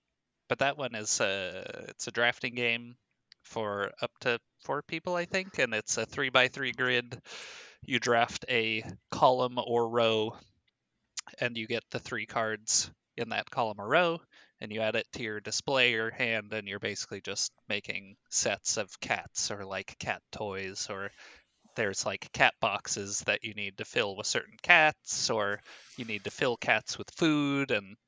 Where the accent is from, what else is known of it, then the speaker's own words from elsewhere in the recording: England, United Kingdom; I'm from the Queendom of England. It's pronounced Finca.